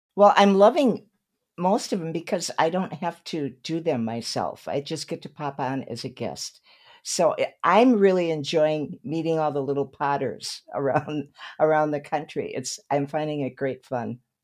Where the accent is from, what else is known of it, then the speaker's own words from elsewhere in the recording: Saint Paul, Minnesota, United States; now in Malibu, United States; My hometown is Saint Paul, Minnesota